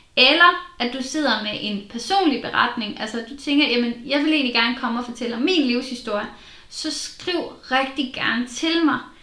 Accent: Southern Jutland, Southern Denmark, Denmark; Jeg er jo fra Sønderjylland

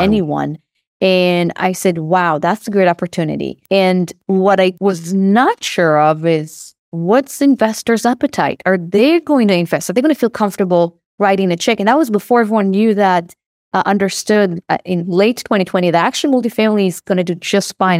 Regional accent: Israel; accent: Israeli; moved away as an adult; now in California, United States; I don't know if you can hear from my accent, but I'm Israeli

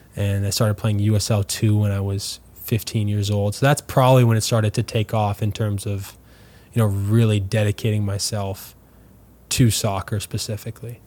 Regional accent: Winnipeg, Manitoba, Canada; also born or lived in LaSalle, Manitoba; now in St. Louis, United States; growing up in Winnipeg

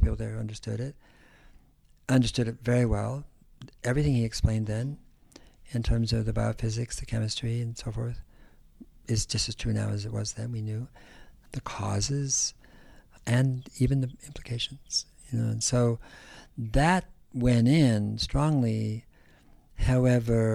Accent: Berkeley, California, United States; also born or lived in San Joaquin Valley, California; I grew up in California. I grew up in the San Francisco Bay Area, mm-hmm. and then in the valley as well, San Joaquin Valley

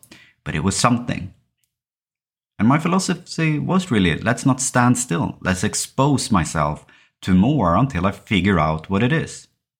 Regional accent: Sweden; English is a second language; I think growing up in Sweden and parts of the Western world, and living in a society where education is state-financed, where healthcare is state-financed as well, you are thought very early that you can choose and do whatever you want.

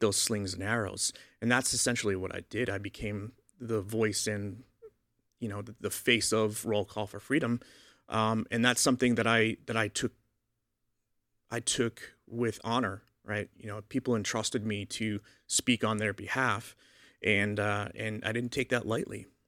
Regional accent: Boston, Massachusetts, United States; I grew up in Boston, so I, I grew up a Roman Catholic

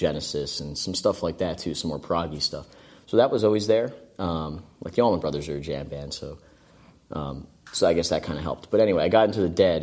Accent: Hightstown, New Jersey, United States; I grew up in Hightstown.

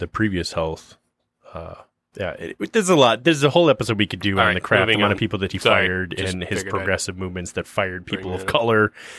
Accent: Pontiac, Michigan, United States; born there; No, I was born in Pontiac.

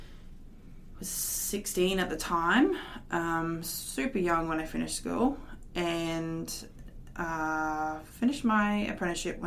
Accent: Mackay, Queensland, Australia; I was born in Mackay, lived here my whole life

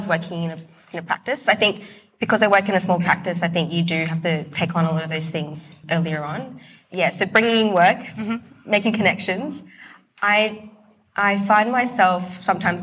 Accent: Brisbane, Queensland, Australia; also born or lived in Sydney; I was born in Sydney, moved to Brisbane when I was young, but I decided to stay in Brisbane.

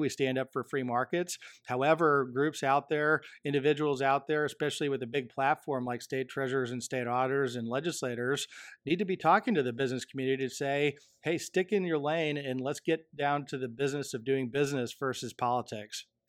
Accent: Michigan, United States; my home state of Michigan

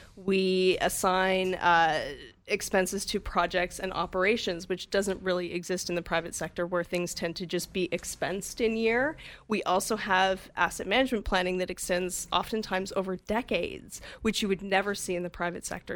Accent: Calgary, Alberta, Canada; moved away as an adult; also born or lived in Vancouver, Canada; now in Whistler, Canada; I grew up in Calgary

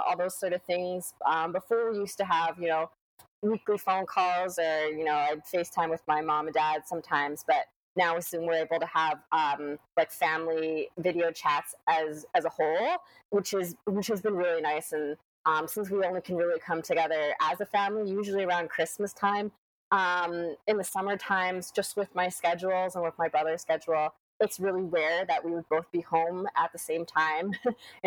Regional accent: Lethbridge, Alberta, Canada; moved away as an adult; also born or lived in West Coast; now in London, Canada; I grew up in Lethbridge, Alberta. So that was where I, you know, spent the first 18 years of my life

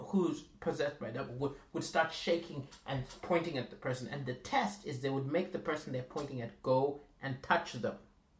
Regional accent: Malawi; This is my home country.

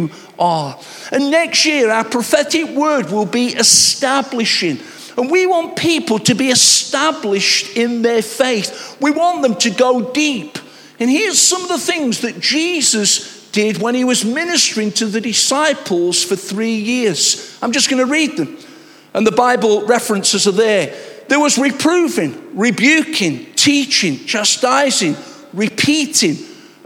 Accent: Nottingham, East Midlands, United Kingdom; I'm a Nottingham lad

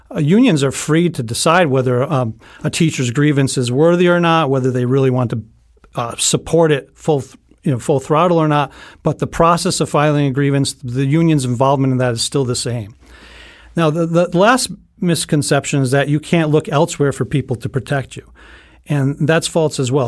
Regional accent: North Stonington, Connecticut, United States; I've been teaching for sixteen years in my hometown of North Stonington, Connecticut

